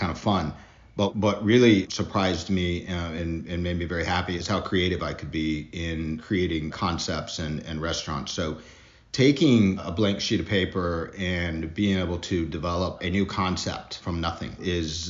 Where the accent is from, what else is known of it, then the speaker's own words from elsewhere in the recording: Mississippi, United States; moved away as an adult; also born or lived in Germany / Denver, Colorado / Nashville / Austin; now in New Orleans, United States; I'm from Mississippi originally, so lived my childhood there, but I spent a lot of my adult life in Denver, Colorado